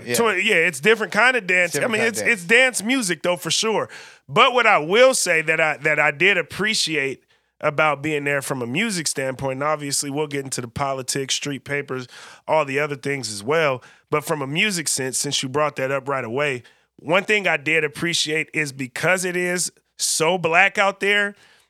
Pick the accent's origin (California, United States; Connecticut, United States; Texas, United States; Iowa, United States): California, United States; now in Portland, United States; from a place where I feel like we're pretty culturally in tune and definitely very diverse as well, growing up in the Bay Area where Portland lacks a little bit some of that diversity